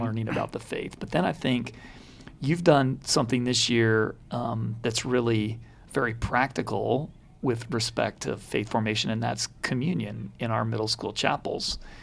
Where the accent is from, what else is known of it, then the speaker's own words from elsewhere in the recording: Baton Rouge, Louisiana, United States; We we grew up in Baton Rouge